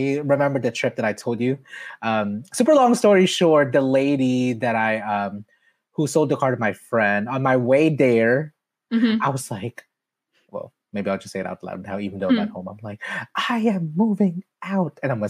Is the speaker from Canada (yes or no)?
no; Philippines; now in Los Angeles, United States; I've been here for 20 years since I immigrated from the Philippines.